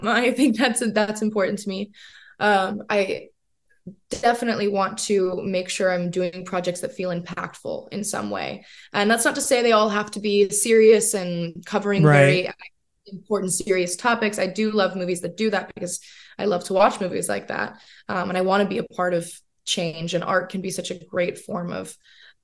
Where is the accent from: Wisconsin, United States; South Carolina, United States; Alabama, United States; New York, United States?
South Carolina, United States; I grew up in South Carolina